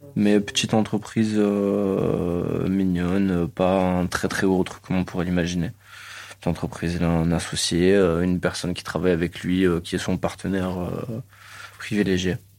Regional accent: Marseille, Provence-Alpes-Côte d'Azur, France; je suis né à la Conception. J'ai fait mon école au cours Julien

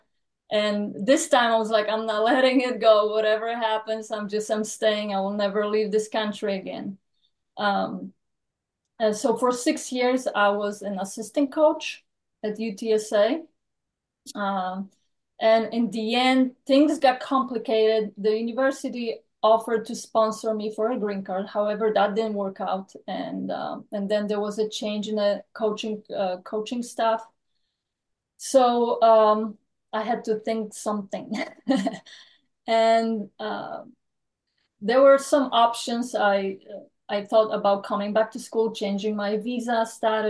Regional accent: Poland; now in Texas, United States; I was born and raised in Poland, and that was actually communism when I was born.

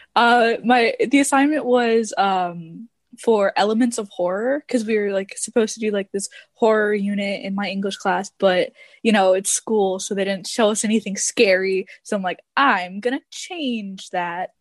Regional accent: Detroit, Michigan, United States; now in Texas, United States; I'm actually from Detroit, but I'm living in Texas

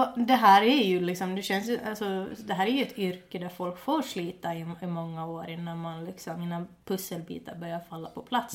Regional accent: Finland; first language Swedish; also born or lived in Åland; Jag flyttade från Finland när jag var, eh, till Åland när jag var 11

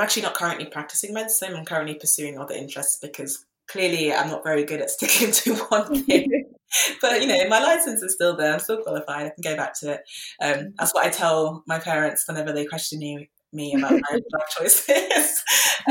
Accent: London, United Kingdom; I grew up in London

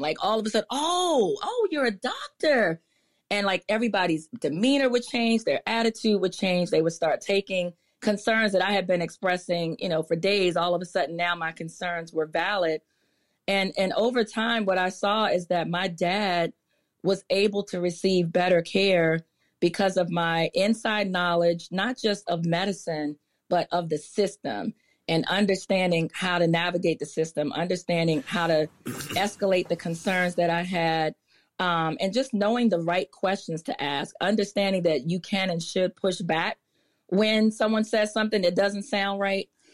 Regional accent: Prince George's County, Maryland, United States; also born or lived in Washington, D.C.; I was born in D C, but I literally grew up, grew up in Maryland. Like, I, we left the hospital and went straight to Prince George's County, which is where I continue to live today

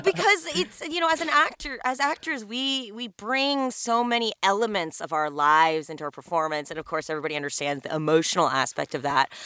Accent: Los Angeles, California, United States; I am one of the few unicorns who was born and raised in Los Angeles

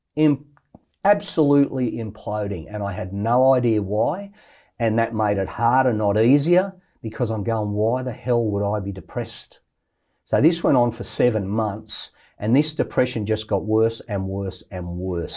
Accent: Australia; I'm an Australian bloke

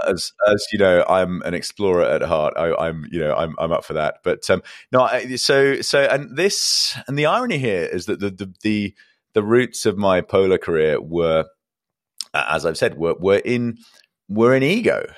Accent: England, United Kingdom; I'm an Englishman

